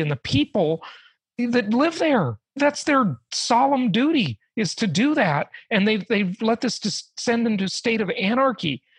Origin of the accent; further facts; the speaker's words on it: Los Angeles, California, United States; moved away; los angeles where i grew up